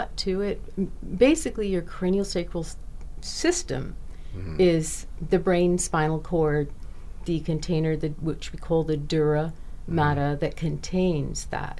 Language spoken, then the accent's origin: English; Bahamas; I'm from the Bahamas, so I would fly over from Nassau and do my classes and fly back.